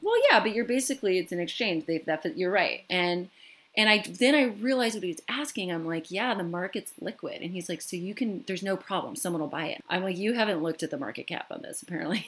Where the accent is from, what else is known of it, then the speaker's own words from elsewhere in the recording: Michigan, United States; where I grew up in Michigan